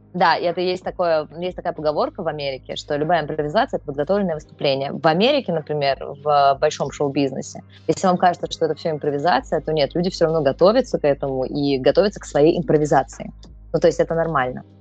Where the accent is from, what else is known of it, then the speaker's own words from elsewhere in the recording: Budyonnovsk, Stavropol Krai, Russia; я это ну, из Буденовска